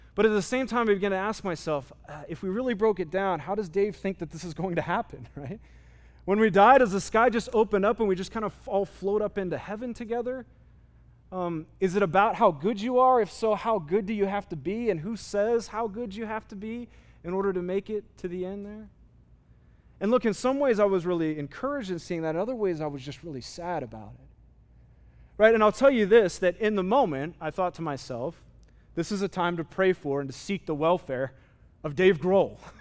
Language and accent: English; United States; as American Christians